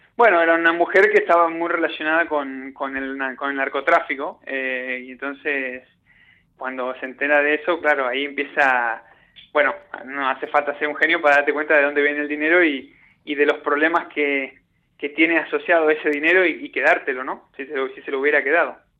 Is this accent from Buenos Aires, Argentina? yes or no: no; Puerto Deseado, Santa Cruz, Argentina; now in Australia; cuando yo era chico, eh, en mi pueblo, en Puerto Deseado